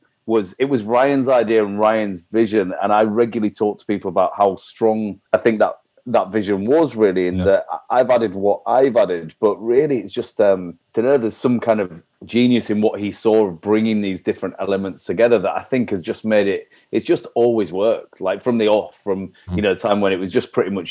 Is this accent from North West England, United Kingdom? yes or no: no; Leeds, Yorkshire and the Humber, United Kingdom; I grew up in like East Leeds